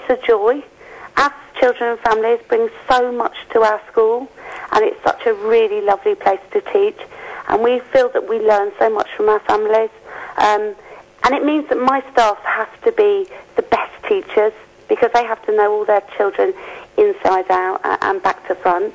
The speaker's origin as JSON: {"language": "English", "region": "Yorkshire and the Humber", "country": "United Kingdom", "said": "I'm from Yorkshire"}